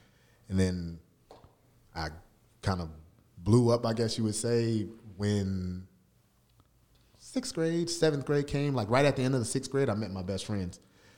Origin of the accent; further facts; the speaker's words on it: Long Beach, California, United States; moved away; I come from Long Beach, California, right? Strong Beach, exactly, right? 5'6", 2".